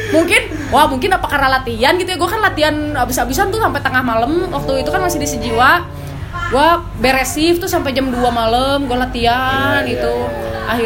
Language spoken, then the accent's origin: Indonesian; Bandung, West Java, Indonesia; gue bilang gue kan orang Bandung